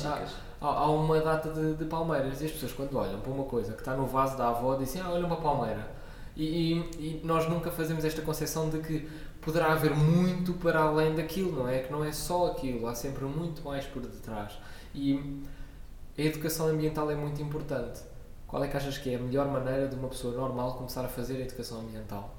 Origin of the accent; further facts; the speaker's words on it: Lisbon, Portugal; also born or lived in Coimbra; Eu nasci em Coimbra e vivi lá dois anos, mas entretanto vim para Lisboa.